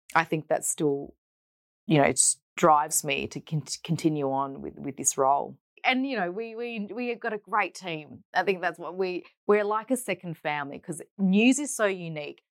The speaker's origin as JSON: {"language": "English", "town": "Perth", "region": "Western Australia", "country": "Australia", "tie": "born or raised there", "said": "Born and bred in Perth, um, and we grew up in the suburb of Hammersley, so in the north"}